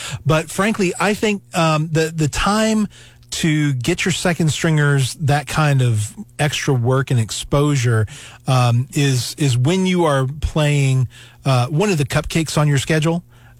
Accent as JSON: {"language": "English", "region": "the South", "country": "United States", "tie": "born or raised there", "said": "And you know, I grew up in the South. And green bean casserole was a big thing where I grew up."}